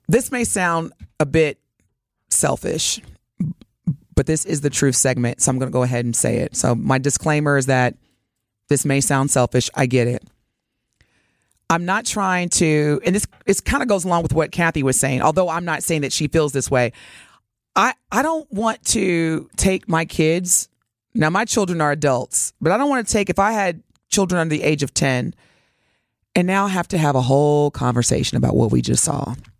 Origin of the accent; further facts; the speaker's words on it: Evansville, Indiana, United States; moved away; growing up in Evansville, Indiana